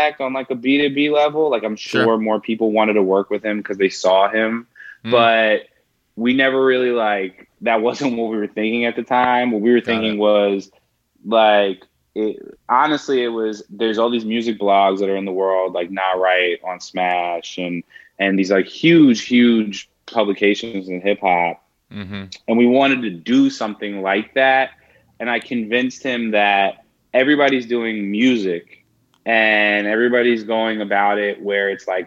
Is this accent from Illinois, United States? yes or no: no; New York, United States; moved away as an adult; also born or lived in Orlando; I'm originally from New York